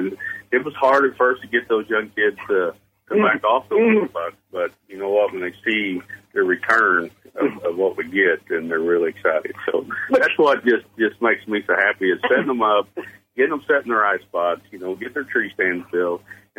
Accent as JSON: {"language": "English", "region": "the Ozarks", "country": "United States", "tie": "born or raised there", "said": "Deer Camp, to me, it's been a tradition growing up in the Ozarks."}